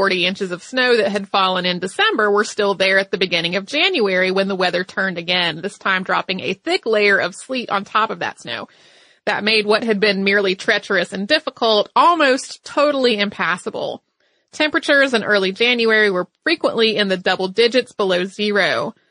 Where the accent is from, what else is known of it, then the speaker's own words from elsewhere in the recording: the South, United States; Now, I grew up in the South. I know that to some of you, 40 degrees does not sound like time to party.